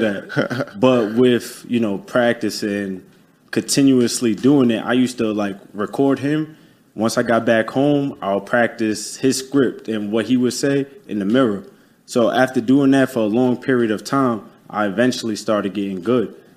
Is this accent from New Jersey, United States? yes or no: no; New York City, New York, United States; moved away as an adult; now in Tampa, United States; I'm from Staten Island, New York you know, born and raised. I'm based out in Tampa, Florida now